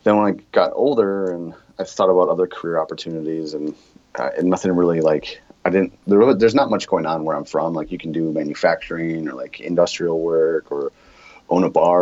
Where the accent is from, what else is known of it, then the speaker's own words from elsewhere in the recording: Sheboygan, Wisconsin, United States; moved away as an adult; now in Chicago, United States; I grew up in Sheboygan, Wisconsin